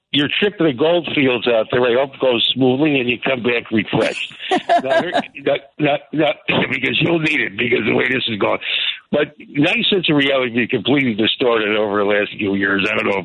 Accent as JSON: {"language": "English", "country": "United States", "said": "As an American in my early 70s"}